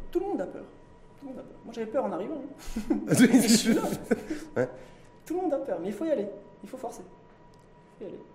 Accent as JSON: {"language": "French", "country": "Morocco", "said": "je suis marocain, je resterai marocain et je consommerai marocain."}